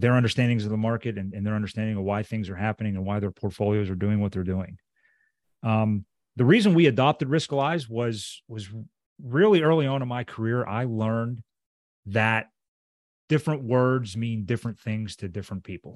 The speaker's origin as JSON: {"language": "English", "town": "Pittsburgh", "region": "Pennsylvania", "country": "United States", "tie": "born or raised there", "said": "he's from my hometown"}